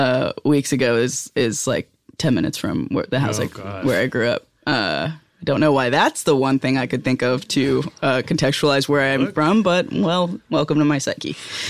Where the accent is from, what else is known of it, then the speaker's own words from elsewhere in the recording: New York, United States; Yeah, I'm from Rockland County.